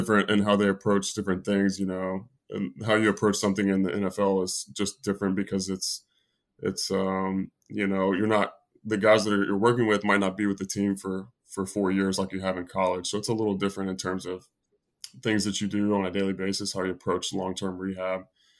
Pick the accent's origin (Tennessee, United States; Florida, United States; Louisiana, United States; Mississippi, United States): Tennessee, United States; So I grew up in Tennessee.